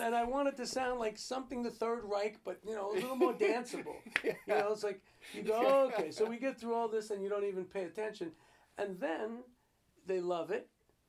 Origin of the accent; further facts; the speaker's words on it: Garfield, New Jersey, United States; Yeah, New Jersey.